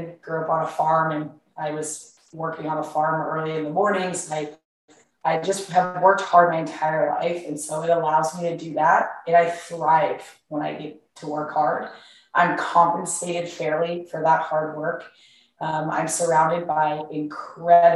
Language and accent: English; Kansas, United States; moved away as an adult; now in Austin, United States; I grew up in Kansas. I was a little farm girl growing up.